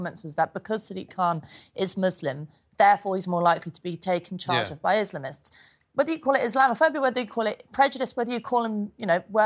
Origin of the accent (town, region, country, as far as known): London, United Kingdom; born or raised there